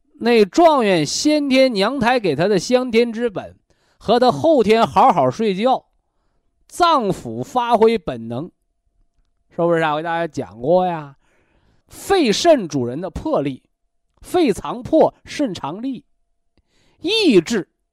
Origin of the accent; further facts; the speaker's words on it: China; 我们中国人